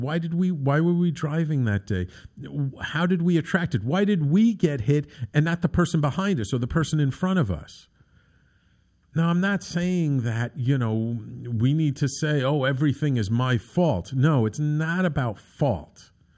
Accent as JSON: {"language": "English", "town": "New York City", "region": "New York", "country": "United States", "tie": "born or raised there", "said": "when I was a little kid, um, growing up in the Bronx"}